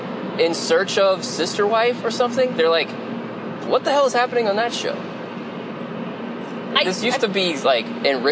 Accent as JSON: {"language": "English", "town": "Lexington", "region": "Kentucky", "country": "United States", "tie": "born or raised there", "said": "But I grew up in Kentucky, but I grew up in Lexington, and I never had an accent. And my parents didn't really. They're from Northern Kentucky."}